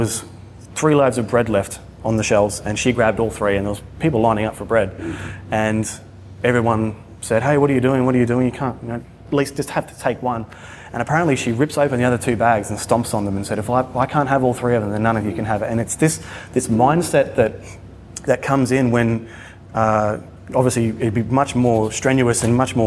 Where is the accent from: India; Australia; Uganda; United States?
Australia; my hometown in Australia